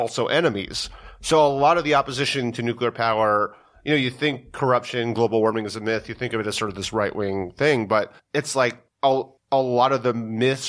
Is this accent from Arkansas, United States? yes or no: no; New York, United States; I grew up in New York